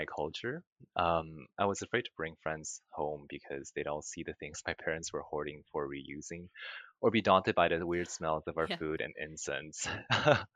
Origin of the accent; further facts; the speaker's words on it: Vancouver, British Columbia, Canada; I moved to Vancouver when I was 8